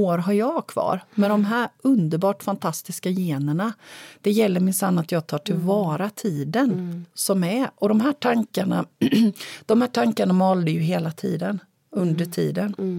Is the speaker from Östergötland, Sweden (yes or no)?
yes; Lake Sommen, Östergötland, Sweden; moved away; also born or lived in Blekinge; ett hus vid sjön Sommen, för det är där jag är född